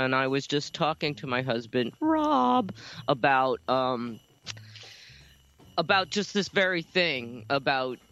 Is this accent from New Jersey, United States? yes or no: yes; Oakland, New Jersey, United States; moved away as an adult; now in Santa Monica, United States; I grew up in Oakland, New Jersey